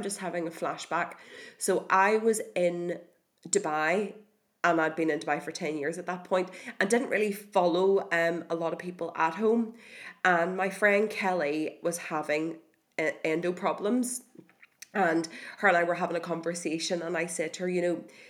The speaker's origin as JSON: {"language": "English", "country": "Ireland", "said": "as Irish people"}